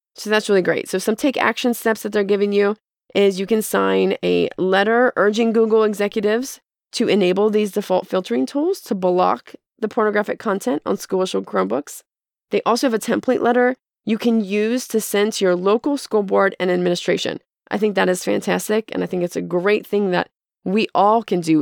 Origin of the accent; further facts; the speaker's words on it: United States; as Americans